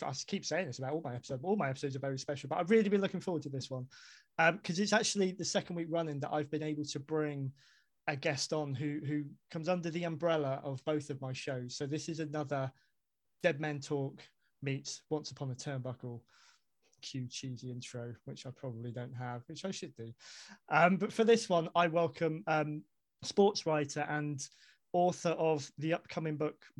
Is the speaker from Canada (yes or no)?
no; United Kingdom; And you don't get, as a Brit, you don't get much more important than talking about the British Bulldogs, really.